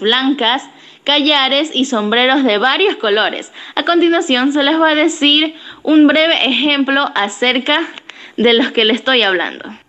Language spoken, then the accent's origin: Spanish; Ecuador; mi lindo Ecuador